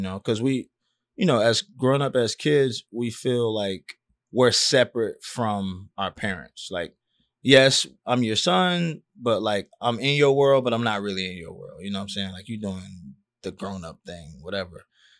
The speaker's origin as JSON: {"language": "English", "town": "Miami Gardens", "region": "Florida", "country": "United States", "said": "Yeah, I'm from Carroll City."}